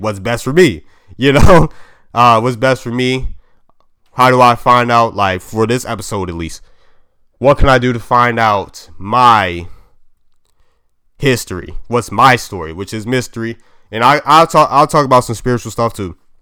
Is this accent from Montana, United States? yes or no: no; Maryland, United States; I'm from Maryland